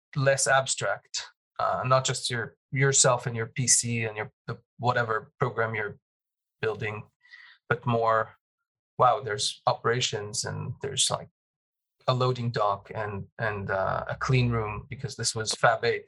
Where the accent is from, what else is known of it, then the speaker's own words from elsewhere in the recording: Jerusalem, Jerusalem District, Israel; moved away; growing up in Jerusalem